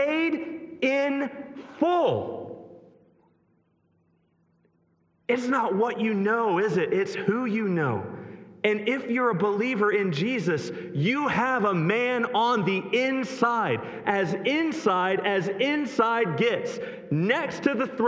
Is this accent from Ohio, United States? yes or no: yes; Greene, Ohio, United States; moved away; That's my hometown, Greene, Ohio